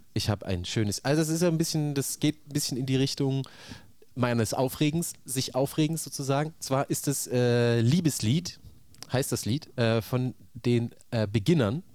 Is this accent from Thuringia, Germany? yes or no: yes; near Saalfeld, Thuringia, Germany; moved away as an adult; also born or lived in Leipzig; das ist ja so nah an meinem Heimatort gewesen, dass äh, sowohl in der Grundschule als auch später am Gymnasium